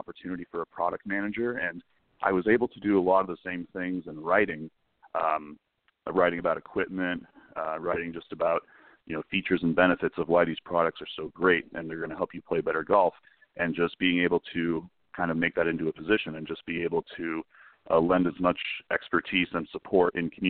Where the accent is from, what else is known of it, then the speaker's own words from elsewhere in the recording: San Diego, California, United States; I grew up in San Diego